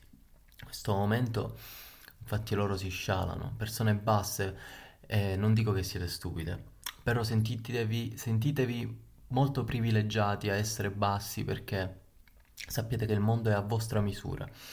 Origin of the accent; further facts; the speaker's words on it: Palermo, Sicily, Italy; now in Rome, Italy; vi sto parlando da Roma, comunque Roma capitale, ma io sono di Palermo